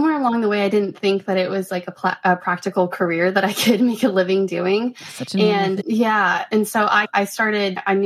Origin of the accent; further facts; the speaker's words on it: Denver, Colorado, United States; moved away as an adult; now in Nashville, United States; I am originally from Denver, Colorado